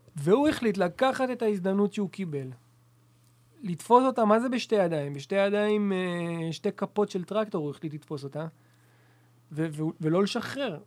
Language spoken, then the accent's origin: Hebrew; Beersheba, Southern District, Israel; אני כילד גדלתי כילד באר שבעי, אוהד הפועל באר שבע